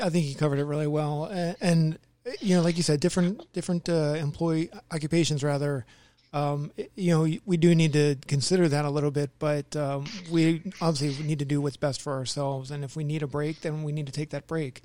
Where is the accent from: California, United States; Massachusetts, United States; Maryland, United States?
Maryland, United States; moved away; I grew up in the Maryland area